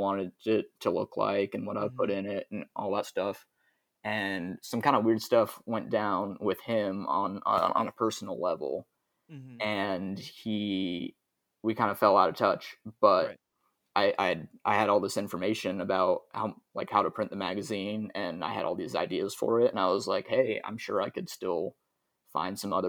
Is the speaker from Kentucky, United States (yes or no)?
no; Kansas City, Missouri, United States; I was from Kansas City